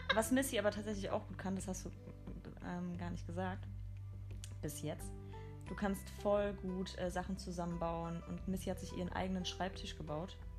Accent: Mainz, Rhineland-Palatinate, Germany; first language German; komme aus Mainz, ich bin ein Mainzer Mädchen, aus Deutschland.

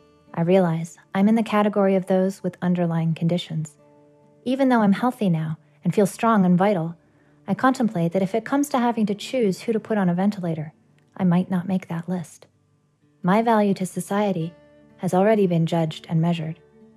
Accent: British Columbia, Canada; I have an eclectic geographic background, but in my heart and soul, I'm from British Columbia on the rugged and beautiful west coast of Canada. This is where I live and make my home.

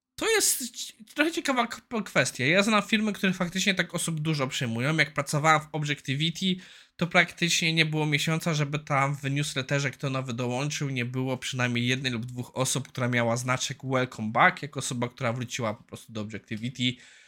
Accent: Poland; also born or lived in Ireland; Ja wyjechałem z Irland do Irlandii na dwa lata i jak wróciłem do Polski

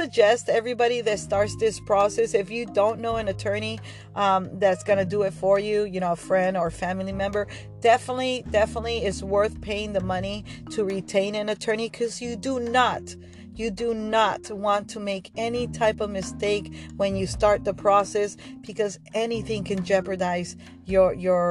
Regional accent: Argentina; now in United States; I'm from Argentina

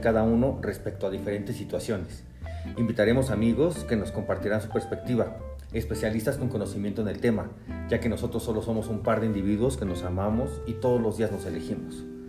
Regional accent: Mexico City, Mexico; soy de la Ciudad de México

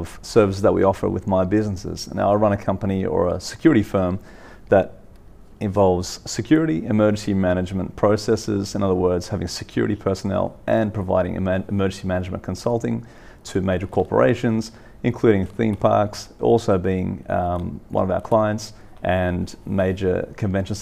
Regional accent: Sydney, New South Wales, Australia; being a Western Sydney's boy, I grew up in the Western suburbs

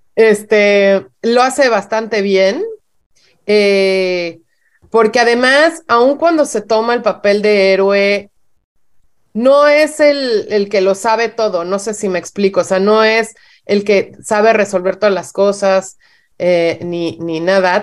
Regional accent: Mexico; en, México no vemos muchas series

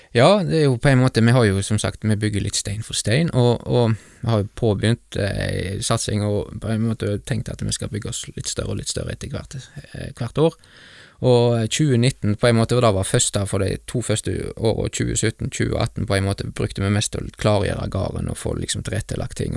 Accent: Bømlo, Vestland, Norway; Gullveggen gardstun der jeg vokste opp

